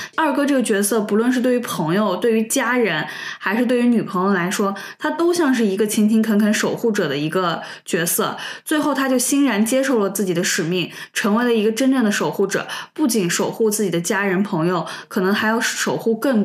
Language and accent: Chinese; China; 我们中国人